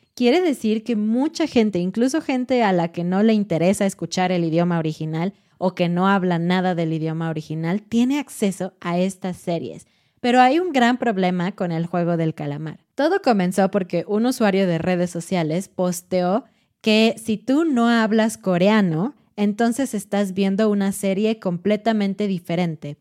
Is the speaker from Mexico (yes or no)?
yes; Mexico; para nosotros como mexicanos, este punto no es tan importante en la serie porque es normal para nosotros